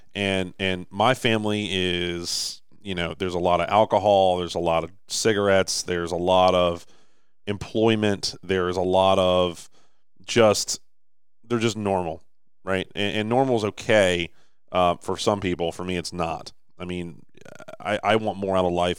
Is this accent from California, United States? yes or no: no; Baltimore, Maryland, United States; Baltimore, right? Like, this is my hometown.